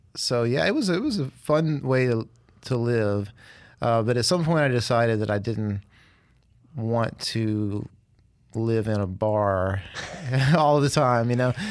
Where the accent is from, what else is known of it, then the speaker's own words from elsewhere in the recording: Clarksdale, Mississippi, United States; also born or lived in Opelousas, Louisiana / New Orleans, Louisiana / Jackson, Mississippi; now in Hattiesburg, United States; I'm from Mississippi originally, from Clarksdale. But I really went to high school in Opelousas, Louisiana